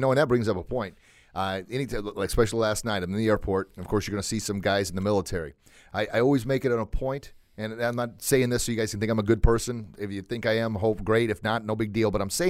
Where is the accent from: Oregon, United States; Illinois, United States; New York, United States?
Illinois, United States; Granite City; I grew up on a farm outside of Granite.